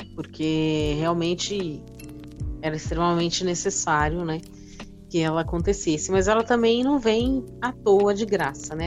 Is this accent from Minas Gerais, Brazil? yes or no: no; Guarulhos, São Paulo, Brazil; eu sou de Cumbica, né? Então eu também sou de uma região mais afastada